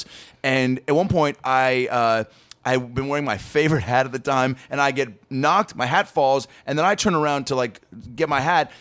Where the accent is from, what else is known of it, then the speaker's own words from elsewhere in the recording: Seattle, Washington, United States; moved away; my hometown of Seattle